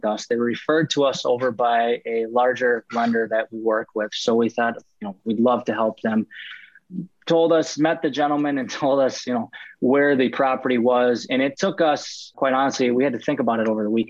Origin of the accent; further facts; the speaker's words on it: Minneapolis, Minnesota, United States; I'm out of the Twin Cities here in Minnesota, Minneapolis, to be precise. I'm a simple Midwest boy